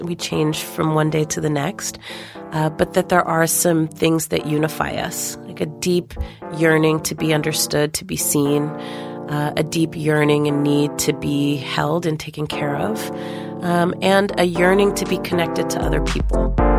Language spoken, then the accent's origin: English; West Coast, United States; growing up on the West Coast